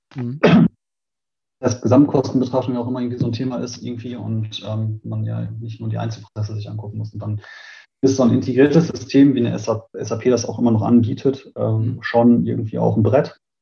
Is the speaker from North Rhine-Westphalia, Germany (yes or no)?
yes; Münster, North Rhine-Westphalia, Germany; ich bin in Münster geboren